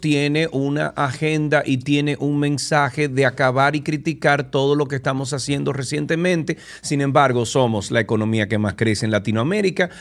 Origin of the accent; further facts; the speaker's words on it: Dominican Republic; por ser dominicano, por tener un pasaporte que diga República Dominicana